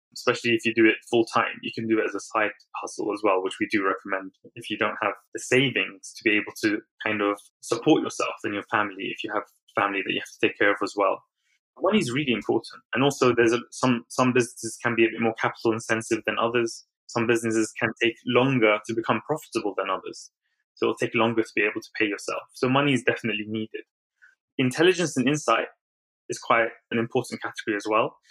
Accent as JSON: {"language": "English", "region": "London", "country": "United Kingdom", "tie": "born or raised there", "also_born_or_lived": "Baghdad, Iraq", "said": "I moved to London when I was three years old with my family"}